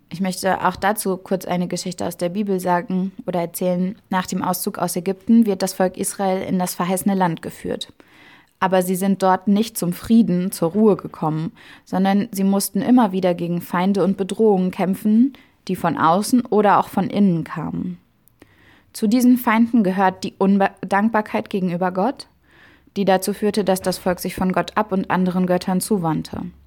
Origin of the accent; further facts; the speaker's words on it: Germany; in Deutschland geboren worden zu sein und hier zu leben.